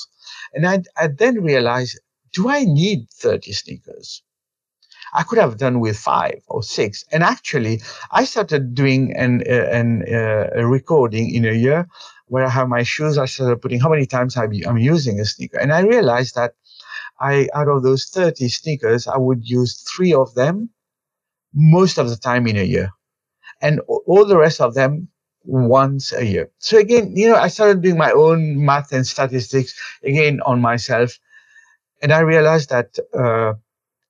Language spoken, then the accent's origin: English; Mauritius; moved away as an adult; also born or lived in India; I was born and brought up in Mauritius in the 1971. So I lived there. I did my education all the time in Mauritius